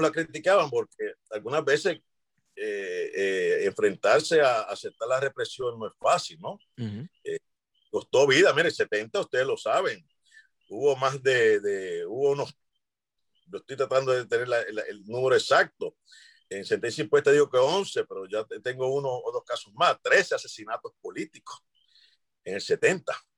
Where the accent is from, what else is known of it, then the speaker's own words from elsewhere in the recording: Lares, Puerto Rico; en Lares, en mi pueblo